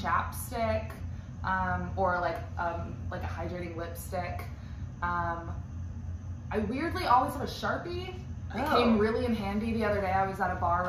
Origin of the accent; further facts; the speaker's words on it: San Diego, California, United States; moved away as an adult; I was born there, okay. Yeah. I lived there until I was 17 and moved away for college